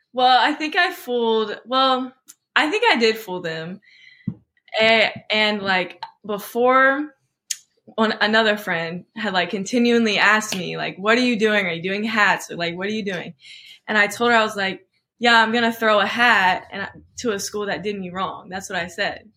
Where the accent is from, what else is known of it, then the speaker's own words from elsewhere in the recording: Oklahoma, United States; I was born in Oklahoma.